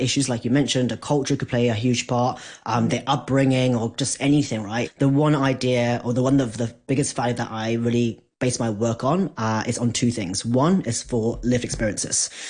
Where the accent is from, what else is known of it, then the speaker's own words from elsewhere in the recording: Hong Kong; I'm Asian, I'm from Hong Kong